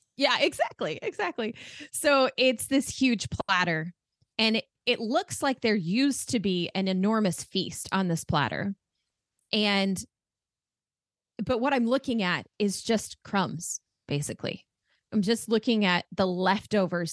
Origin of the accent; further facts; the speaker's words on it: Arizona, United States; also born or lived in France; I've lived here my entire